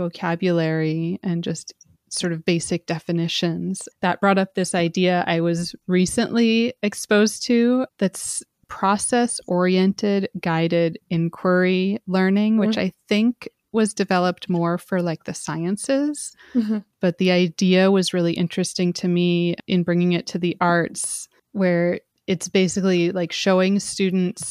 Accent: Montana, United States; moved away; I grew up in Montana

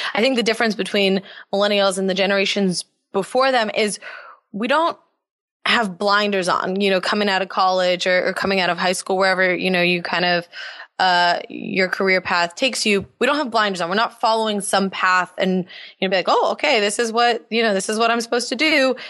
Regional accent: Los Angeles, California, United States; also born or lived in North Carolina; I am born and raised in Los Angeles

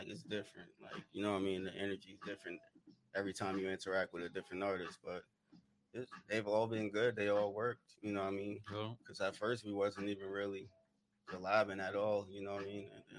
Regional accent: New York City, New York, United States; now in Oceanside, United States; I'm from New York. From New York. Yeah, I'm from Brooklyn.

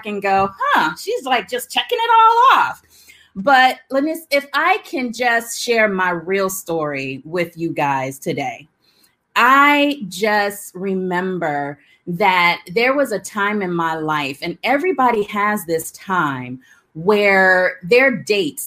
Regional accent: Alabama, United States; growing up in the South. I'm from Alabama.

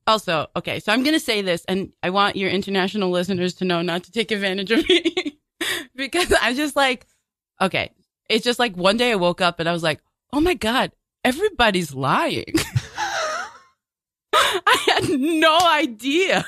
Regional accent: New York City, New York, United States; I grew up in Bay Ridge

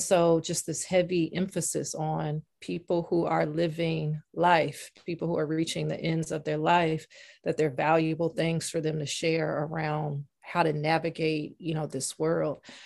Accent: Nashville, Tennessee, United States; now in New England, United States; I'm from Nashville

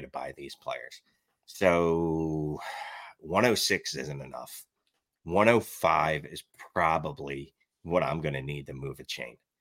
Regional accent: Philadelphia, Pennsylvania, United States; accent: Philly; I'm from Philly, like, I'm, I'm born and bred, like, my, my accent, I can't get rid of it

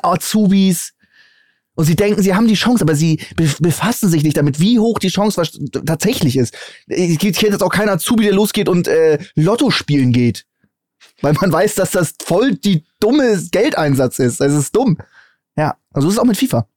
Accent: Hamburg, Germany; als Hamburger

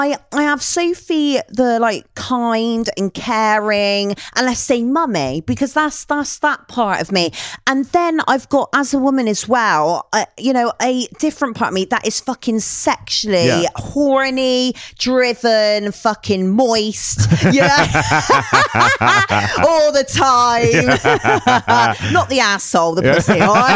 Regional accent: Bristol, South West England, United Kingdom

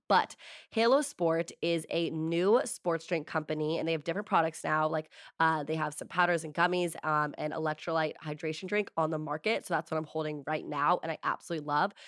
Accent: East Coast, United States; also born or lived in New York; now in Los Angeles, United States; I am from the East Coast

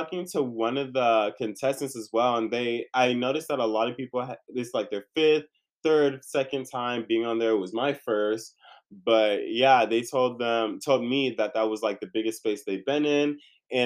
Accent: California, United States; also born or lived in San Diego / Inland Empire / Orange County / Los Angeles; I'm born and raised in California, if you don't know. So I moved around, been from San Diego to the IE, been around OC, been around

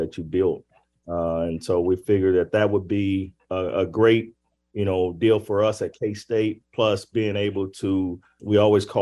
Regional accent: Arkansas, United States; I'm from Arkansas

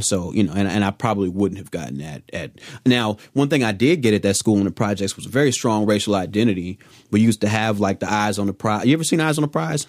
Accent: Chicago, Illinois, United States; now in Los Angeles, United States; I'm from Chicago

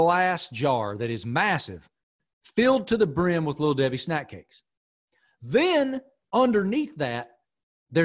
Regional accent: Pearisburg, Virginia, United States; moved away; I'm from middle of nowhere, Appalachia.

